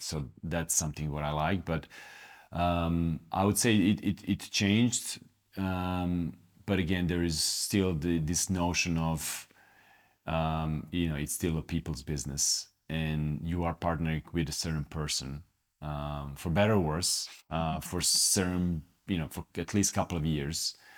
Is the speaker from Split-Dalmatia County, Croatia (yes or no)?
yes; Split, Split-Dalmatia County, Croatia; moved away; I'm from Split. Split is in particularly known for having great athletes. When I was growing up, in in Split